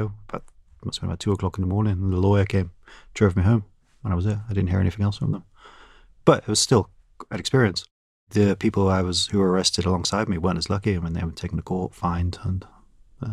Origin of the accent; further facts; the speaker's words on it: United Kingdom; now in Russia; as a British journalist